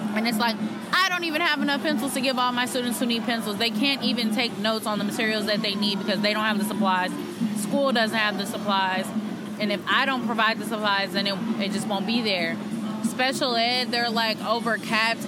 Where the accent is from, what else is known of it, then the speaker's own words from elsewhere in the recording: Oakland, California, United States; I was born and raised in Oakland